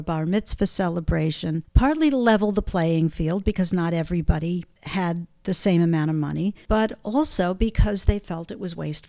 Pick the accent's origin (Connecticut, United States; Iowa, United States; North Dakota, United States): Connecticut, United States; And I came from Connecticut, where we had single stream recycling.